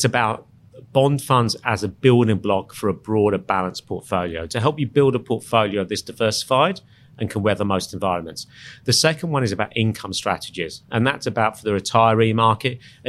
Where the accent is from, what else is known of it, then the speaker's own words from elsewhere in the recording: England, United Kingdom; moved away as an adult; now in Sydney, Australia; I'm English.